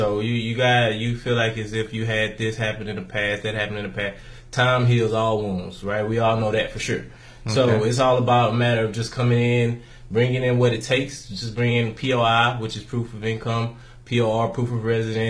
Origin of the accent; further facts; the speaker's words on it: Galveston, Texas, United States; Galveston, Texas.